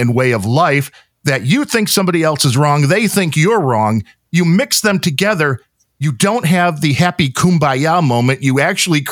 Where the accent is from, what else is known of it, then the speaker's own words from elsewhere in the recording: Chicago, Illinois, United States; I come from the Chicago area